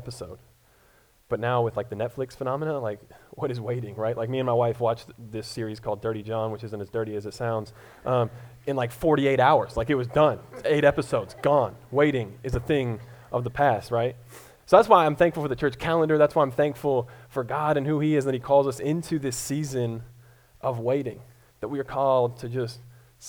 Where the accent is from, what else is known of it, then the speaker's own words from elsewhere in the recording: Colorado, United States; moved away as an adult; now in Columbia, Missouri, United States; I'm originally from Colorado